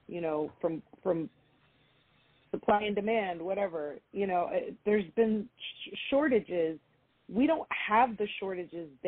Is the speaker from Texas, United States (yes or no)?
yes; Houston, Texas, United States; born there; I have a Cuban father, I have a Mexican mother, but I am American. I was born here